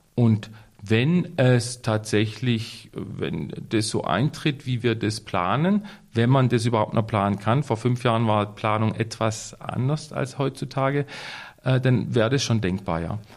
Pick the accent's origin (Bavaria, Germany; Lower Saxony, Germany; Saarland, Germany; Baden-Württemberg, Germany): Baden-Württemberg, Germany; Waldhaus; Ich bin ja hier aufgewachsen in Waldhaus